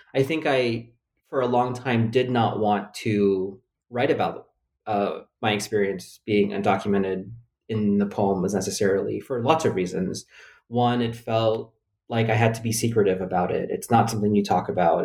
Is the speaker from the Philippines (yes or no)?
yes; Philippines; now in United States; I was born in the Philippines